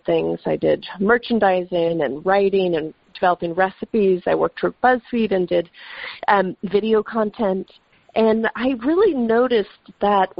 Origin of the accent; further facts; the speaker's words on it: the Catskills, New York, United States; I grew up in the Catskills. My mom is Dutch